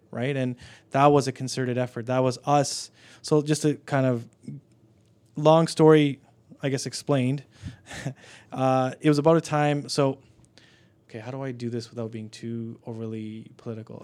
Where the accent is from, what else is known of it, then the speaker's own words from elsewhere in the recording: Canada; I'm Canadian born here